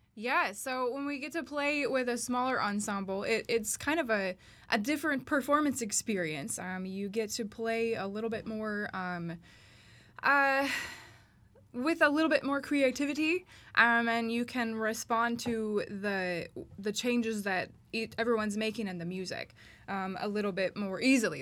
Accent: Starkville, Mississippi, United States; I am from Starkville, Mississippi

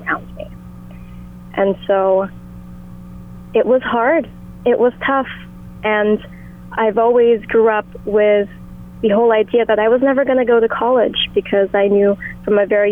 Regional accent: Lahaina, Hawaii, United States; moved away as an adult; now in California, United States; growing up in Lahaina for the past 18 years

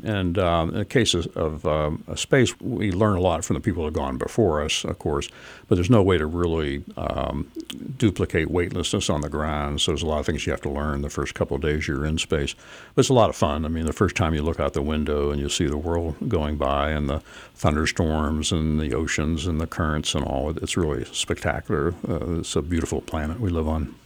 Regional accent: Pittsburgh, Pennsylvania, United States; moved away as an adult; also born or lived in New Jersey; I grew up in Pittsburgh

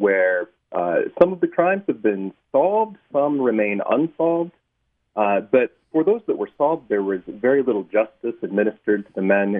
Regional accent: Missouri Ozarks, United States; moved away as an adult; now in Utah, United States; I was raised in the Missouri Ozarks, where there's a lot of Mormon history, but not a lot of Mormons. I spent my childhood there

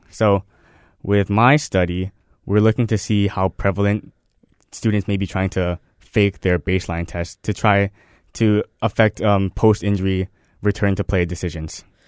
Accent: Waipahu, Hawaii, United States; moved away as an adult; also born or lived in Nebraska; I'm from Waipahu, Hawaii. I went to Pearl City High School

